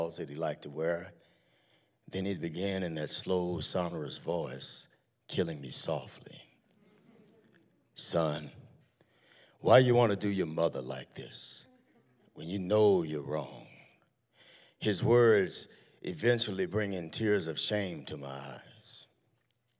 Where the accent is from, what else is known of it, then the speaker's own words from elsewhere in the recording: Tulsa, Oklahoma, United States; I grew up in Tulsa, Oklahoma